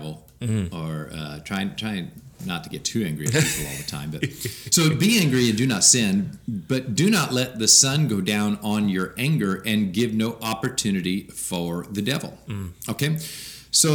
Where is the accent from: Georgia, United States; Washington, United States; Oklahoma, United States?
Washington, United States; moved away as an adult; now in Bible Belt, United States; I'm from Washington, where 5% of the people became a Christian